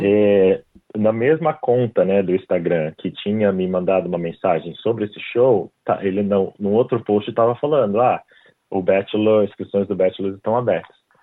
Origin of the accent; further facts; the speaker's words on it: Brazil; moved away as an adult; now in Australia; eu saí do Brasil